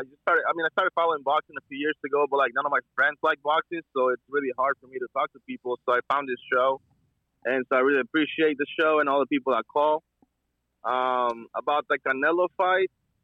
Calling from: Vancouver, Washington, United States; I'm from Vancouver, Washington.

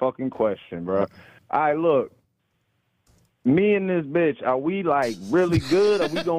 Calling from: East St. Louis, Illinois, United States; I'm calling from East St. Louis

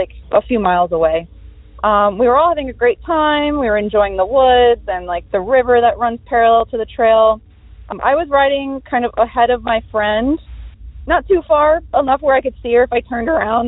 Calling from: New Jersey, United States; I'm calling from New Jersey

